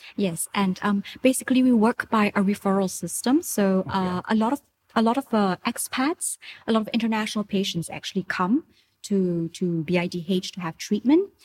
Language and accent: English; Singapore; moved away as an adult; now in Thailand; I'm from Singapore originally.